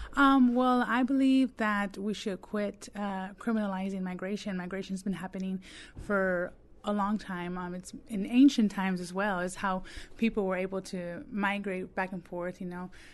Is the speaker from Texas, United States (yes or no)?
yes; Texas, United States; moved away